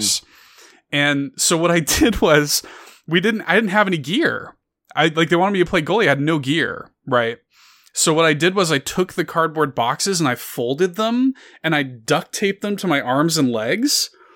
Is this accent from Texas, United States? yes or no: no; Chicago, Illinois, United States; I grew up in Chicago. I grew up in the south side of Chicago